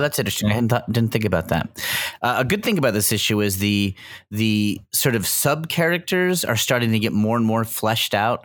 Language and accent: English; United States; I'm an American